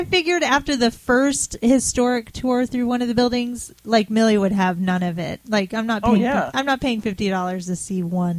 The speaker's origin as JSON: {"language": "English", "region": "Florida", "country": "United States", "said": "No, I'm from Florida."}